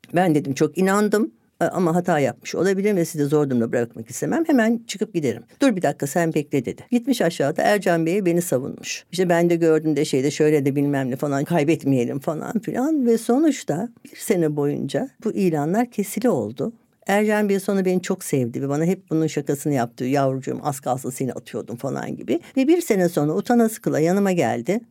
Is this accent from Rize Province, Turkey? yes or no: no; Ankara, Turkey; born or raised there; moved away as an adult